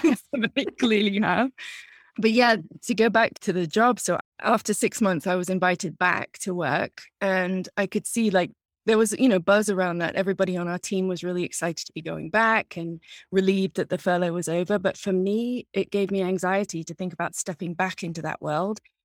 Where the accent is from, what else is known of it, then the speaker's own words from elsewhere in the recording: England, United Kingdom; moved away as an adult; now in United States; I'm originally from England. I came over here to America as a student in my early twenties